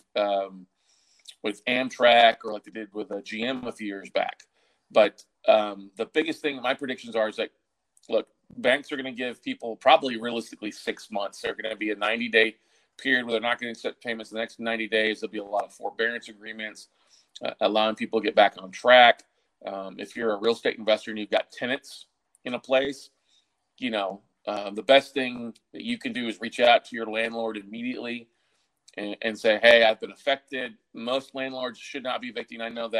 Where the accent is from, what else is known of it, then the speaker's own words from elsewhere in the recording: Texas, United States; also born or lived in Minnesota / Austin, Texas; I'm originally from Minnesota, but grew up in Texas, and Austin's been home for 20 plus years now